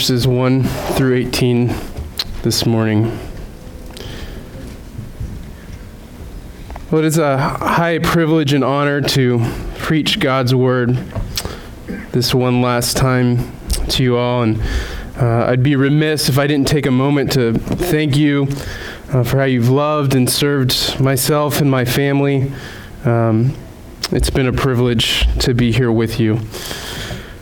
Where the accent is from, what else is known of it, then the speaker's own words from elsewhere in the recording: Southeast, United States; also born or lived in Rhode Island; now in Vermont, United States; growing up in the Southeast